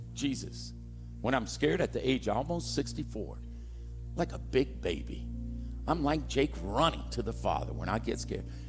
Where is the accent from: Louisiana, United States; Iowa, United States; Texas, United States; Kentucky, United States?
Louisiana, United States; now in California, United States; I'm from Louisiana